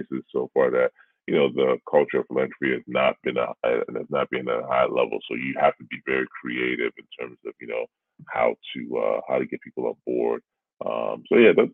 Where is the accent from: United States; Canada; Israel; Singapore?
Canada; Being a Canadian